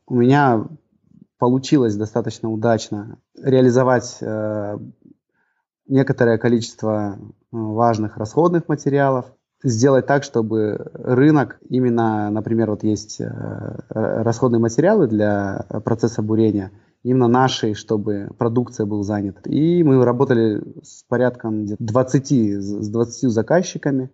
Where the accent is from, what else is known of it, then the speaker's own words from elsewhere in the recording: Almaty, Kazakhstan; moved away as an adult; also born or lived in Atyrau; now in Aktau, Kazakhstan; Родился в Алмате я, вырос тоже э, в Алмате все детство.